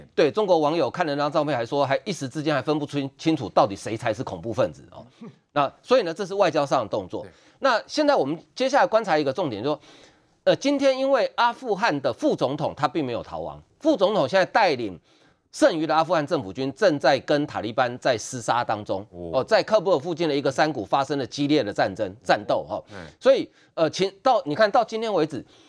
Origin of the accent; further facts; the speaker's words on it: Taiwan; 身为一个台湾人